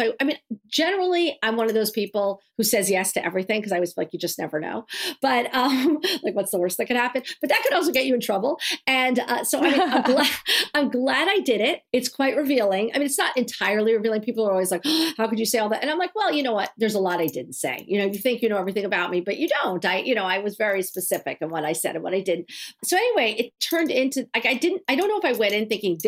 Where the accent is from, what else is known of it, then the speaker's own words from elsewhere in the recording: New York City, New York, United States; growing up in New York City in that very rarefied world